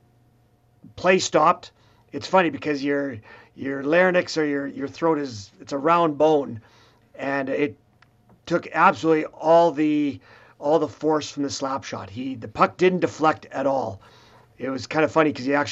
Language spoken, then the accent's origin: English; Swift Current, Saskatchewan, Canada; I'm from Swift Current